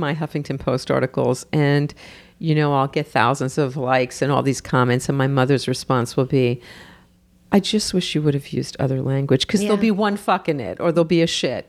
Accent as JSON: {"language": "English", "region": "New York", "country": "United States", "said": "New York."}